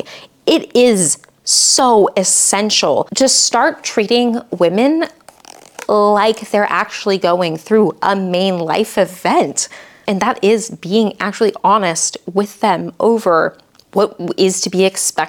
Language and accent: English; the Bible Belt, United States; I grew up in the Bible Belt